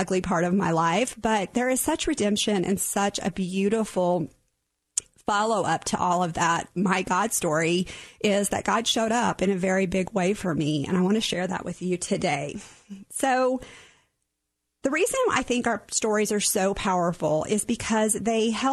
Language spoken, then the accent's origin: English; Oklahoma, United States; I was born and raised in Oklahoma